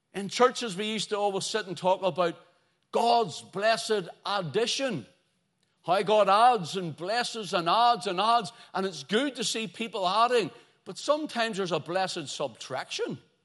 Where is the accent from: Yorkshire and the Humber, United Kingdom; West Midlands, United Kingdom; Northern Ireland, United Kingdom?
Northern Ireland, United Kingdom; Belfast; growing up in Belfast